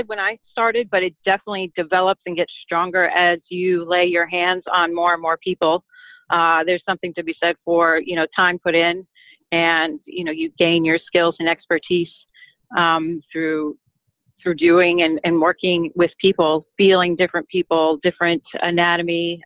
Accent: New York City, New York, United States; I grew up in the New York City area

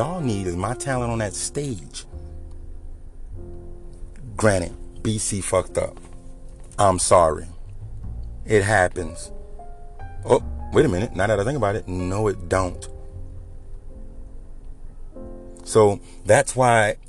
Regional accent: Louisiana, United States; I'm from the South. I'm from Louisiana.

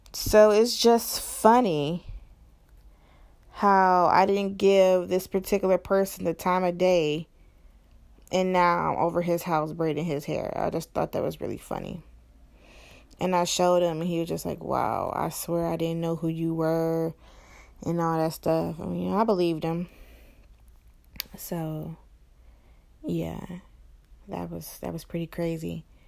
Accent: East Cleveland, Ohio, United States; I'm from East Cleveland in Ohio, and East Cleveland is pretty bad, you know? So I'm from the hood too

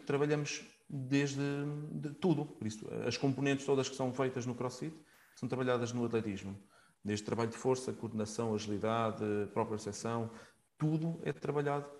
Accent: Coimbra, Centro, Portugal; now in Leiria, Portugal; atualmente vivo em Leiria, sou natural de Coimbra

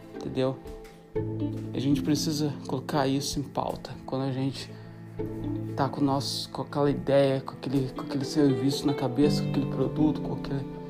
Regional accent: Brazil; moved away; amigos no Brasil, na minha cidade natal

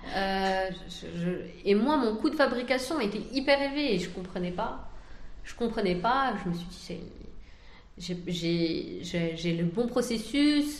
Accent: France; moved away as an adult; now in Algeria; je suis née en France et j'ai étudié en France

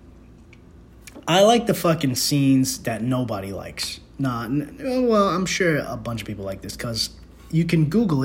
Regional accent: New York City, New York, United States; I'm from the Bronx, and that's how we

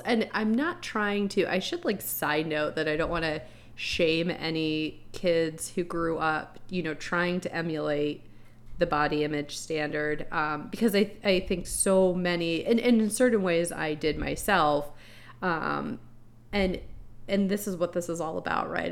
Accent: Florida, United States; you and I grew up in Florida

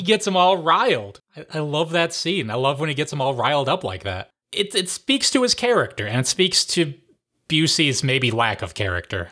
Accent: Ohio, United States; gotta represent my home state

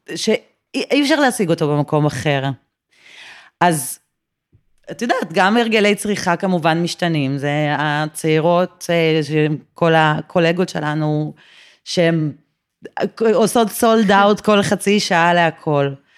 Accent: Tel Aviv, Tel Aviv District, Israel; מרכז תל אביב, אה, מהיום שעליתי לארץ, שזה מעל שלושים שנה.

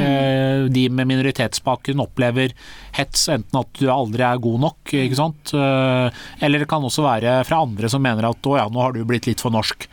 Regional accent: Drammen, Buskerud, Norway; Drammen, hjembyen min

